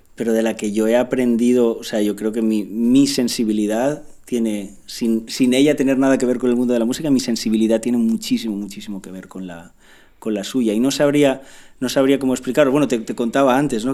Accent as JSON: {"language": "Spanish", "town": "Picanya", "region": "Valencian Community", "country": "Spain", "said": "Picaña es un pueblo"}